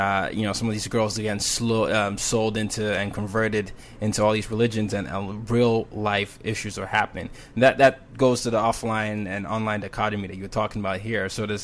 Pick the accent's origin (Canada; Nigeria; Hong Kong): Nigeria; moved away; Because I'm Nigerian